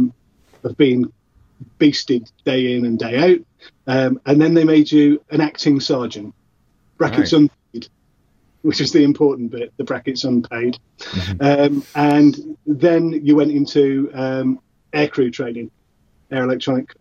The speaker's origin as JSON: {"language": "English", "town": "Salford", "region": "North West England", "country": "United Kingdom", "tie": "born or raised there", "said": "where I grew up in Salford"}